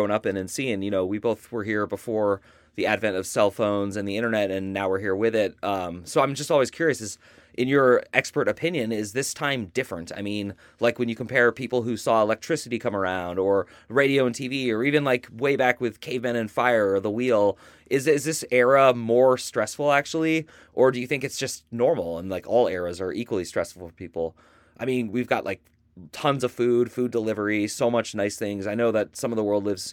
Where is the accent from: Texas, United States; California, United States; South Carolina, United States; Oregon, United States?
California, United States; Berkeley, Oakland area; I grew up in the Berkeley, Oakland area